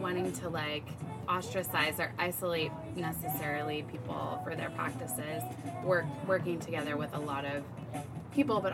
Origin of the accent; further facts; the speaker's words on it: rural Texas, United States; moved away; also born or lived in Washington, District of Columbia, United States; to move back to my hometown, which is a town of 3,000 people. Very rural Texas